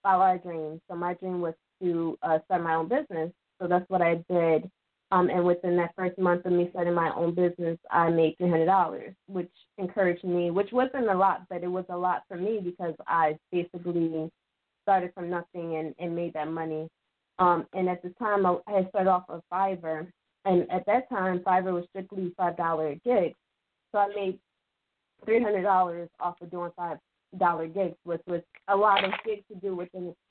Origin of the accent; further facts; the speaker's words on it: Philadelphia, Pennsylvania, United States; I was born and raised in Philadelphia.